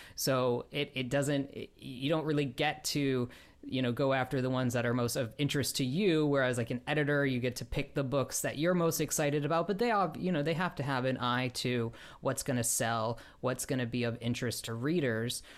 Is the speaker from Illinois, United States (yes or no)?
yes; Chicago, Illinois, United States; now in Los Angeles, United States; I grew up outside Chicago